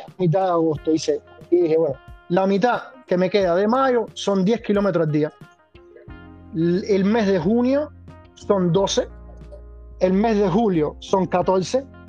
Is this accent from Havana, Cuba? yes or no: yes; Havana, Cuba; also born or lived in Matanzas; now in Bologna, Italy; nacido, pero crecido y criado y todo en La Habana.